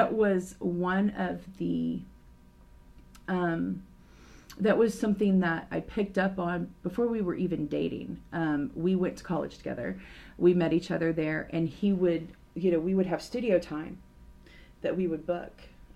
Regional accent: Tulsa, Oklahoma, United States; I grew up in a church rich environment and community because I'm from Tulsa, Oklahoma.

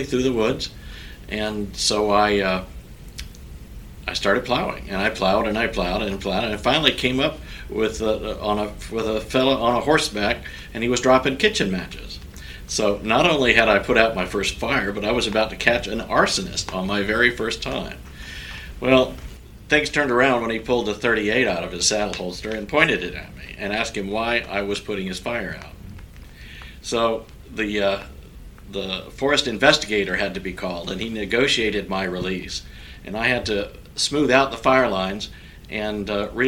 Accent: DeLand, Florida, United States; also born or lived in Minnesota; I grew up in DeLand, Florida

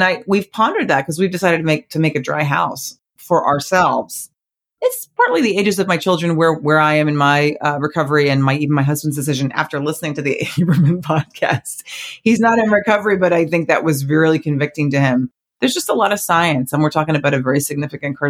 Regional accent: New Jersey, United States; I grew up right outside New Jersey

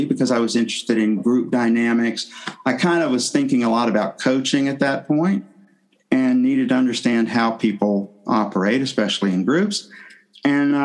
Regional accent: Tennessee, United States; moved away as an adult; I'm from the southern U.S. I'm from Tennessee. I grew up there

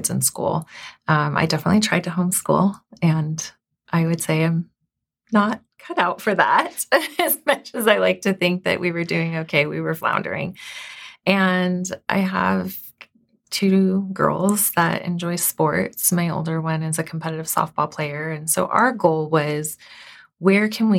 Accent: Southern California, United States; moved away; I was born and raised in Southern California.

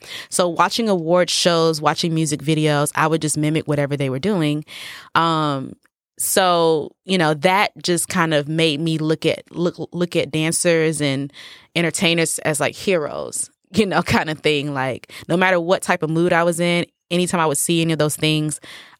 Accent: United States; I am Nigerian American.

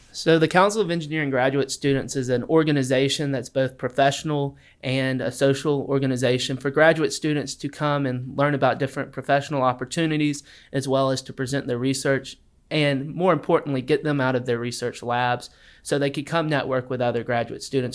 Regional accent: Wetumpka, Alabama, United States; I'm originally from Wetumpka, Alabama

